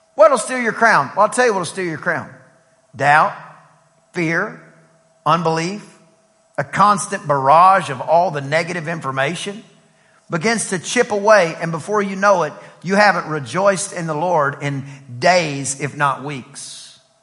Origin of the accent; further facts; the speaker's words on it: East Texas, United States; I'm from East Texas where we, we spent a lot of time outside uh, um, raising what we would eat